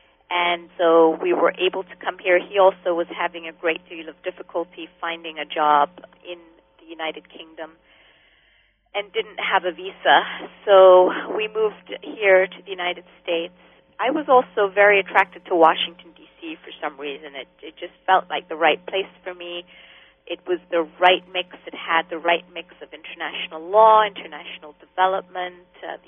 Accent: Kenya; also born or lived in England / Israel; Well, growing up in Kenya, which was a Christian country, I was exposed to Christian teachings. I went to Christian schools. I went to churches.

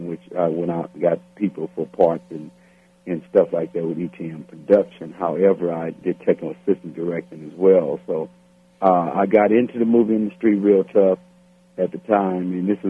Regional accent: Los Angeles, California, United States; I grew up on the east side of Los Angeles called Watts, California. I was born in East L.A. and raised in Watts around 103rd and Central.

